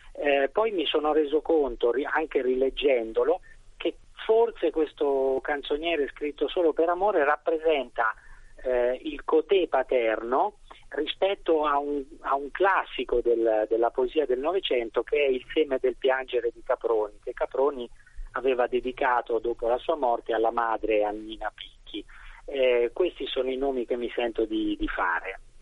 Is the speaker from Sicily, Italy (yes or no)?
no; Sansepolcro, Tuscany, Italy; io vengo da San Sepolcro mm-hmm. e ho ammirato da, fin da bambino la resurrezione di Piero della Francesca